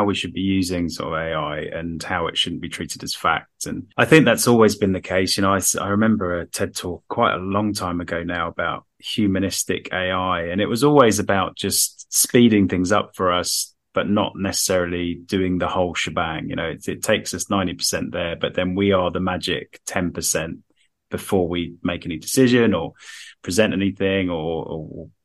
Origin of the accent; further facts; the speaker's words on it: Harrow, London, United Kingdom; In my hometown, first speed limit in the world, I think, 10 miles an hour in Harrow on the Hill